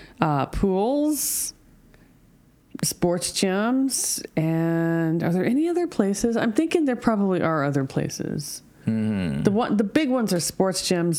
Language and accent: English; United States; now in Japan; I'm from America.